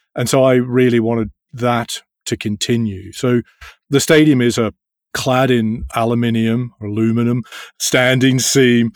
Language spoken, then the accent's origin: English; Australia; moved away as an adult; now in London, United Kingdom; I grew up in Australia